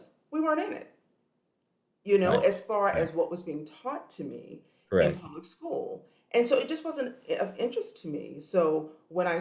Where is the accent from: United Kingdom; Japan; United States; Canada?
United States; South Carolina; I'm from South Carolina